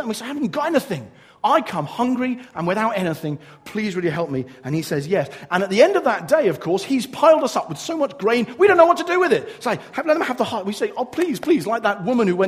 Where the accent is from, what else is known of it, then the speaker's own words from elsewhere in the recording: England, United Kingdom; I'm English